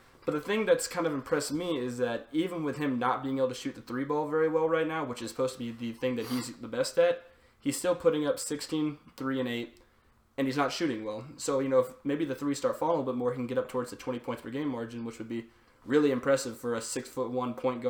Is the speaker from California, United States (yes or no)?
no; Atlanta, Georgia, United States; I'm from Atlanta.